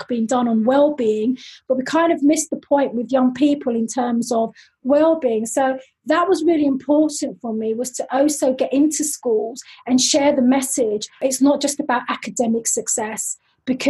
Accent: London, United Kingdom; accent: London; moved away as an adult; now in Switzerland; I am originally from London, as you can probably tell from my lovely London accent, and I am now based in lovely Switzerland

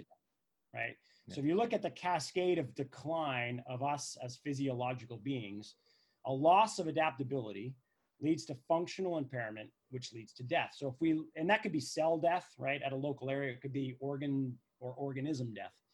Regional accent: Canada; we're Canadian, so we've walked on plenty of ice in our day

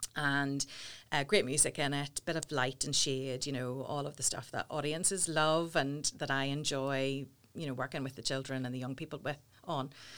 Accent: Portadown, Northern Ireland, United Kingdom; I'm from Porta Down

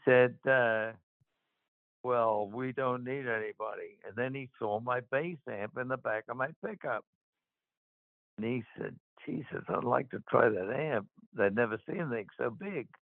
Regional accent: Queanbeyan, New South Wales, Australia; moved away; I went back to my hometown, Queanbeyan, in Australia

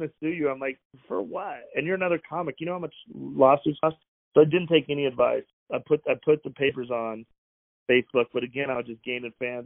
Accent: Wyoming, United States; moved away; also born or lived in Las Vegas; I grew up in Wyoming, and my dad was in prison the whole time I was a kid

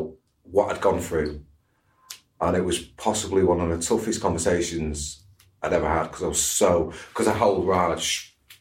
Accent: Cheadle, United Kingdom; I was brought up in Cheadle

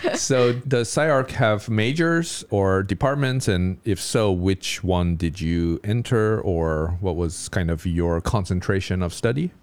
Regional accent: United States; As an American

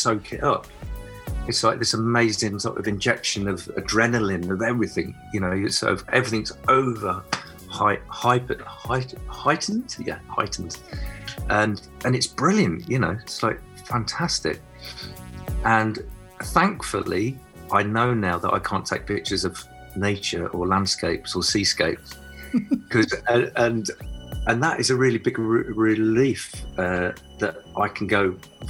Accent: Nottingham, East Midlands, United Kingdom; now in Cornwall, United Kingdom; growing up in Nottingham, and then Sherwood Forest was my playground

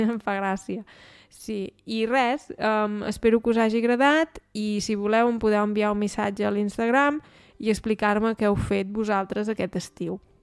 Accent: Osona, Catalonia, Spain; now in Germany; la meva comarca, que és la comarca d'Osona

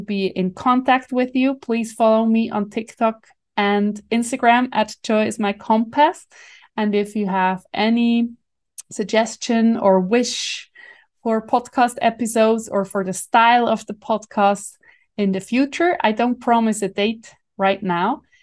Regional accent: Switzerland; accent: Swiss German; first language Swiss German; English is a second language; my mother tongue, in my heart. language, Swiss German.

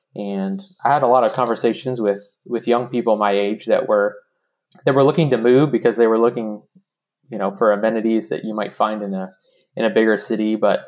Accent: Dallas, Texas, United States; moved away as an adult; now in Shreveport, United States; when I moved here, I mean, Shreveport was very different from where I grew up in Dallas. You know, I grew up in a suburb, and, you know, my parents had one of the first maybe 10 or 20 homes in their subdivision

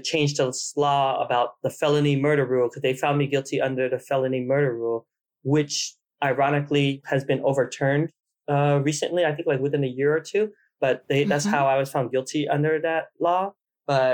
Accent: Provo, Utah, United States; also born or lived in Vietnam; I was born in Vietnam and we came to the United States before we lost our country, right before we lost our country, and we settled in Provo, Utah. I grew up in Provo, Utah

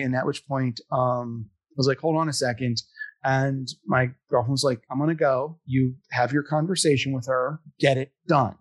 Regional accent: Philadelphia, Pennsylvania, United States; I'm from Philadelphia.

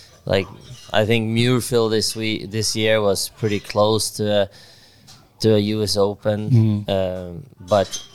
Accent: Sweden; growing up in Sweden

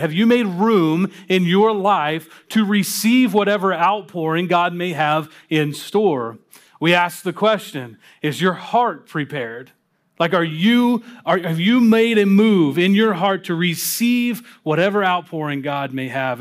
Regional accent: Louisville, Kentucky, United States; moved away; I, uh, was invited to come work with a church plant down in my hometown of Louisville, Kentucky

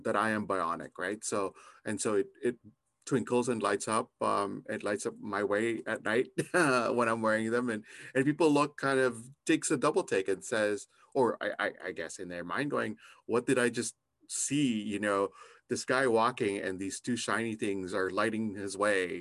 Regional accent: Canada; I'm also Canadian

